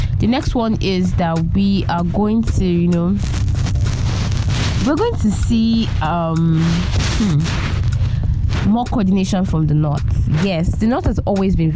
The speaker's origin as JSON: {"language": "English", "country": "Nigeria", "said": "proud as a Nigerian youth"}